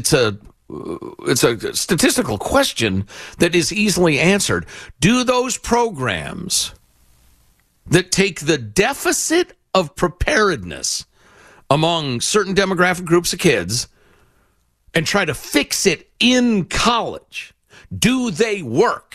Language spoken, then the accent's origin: English; Chicago, Illinois, United States; I grew up with it in Chicago